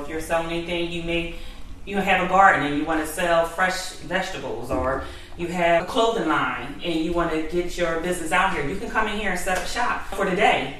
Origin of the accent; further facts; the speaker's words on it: Glassboro, New Jersey, United States; I'm um, originally from Glassboro, New Jersey.